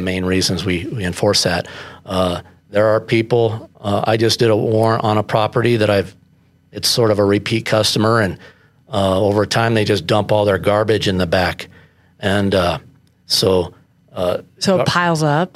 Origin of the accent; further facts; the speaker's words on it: Colorado Springs, Colorado, United States; I was born in Colorado Springs